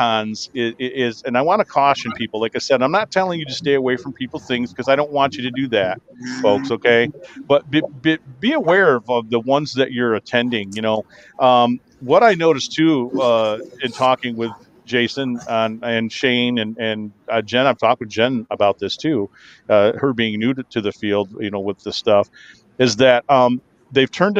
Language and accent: English; Kalamazoo, Michigan, United States; I'm from Kalamazoo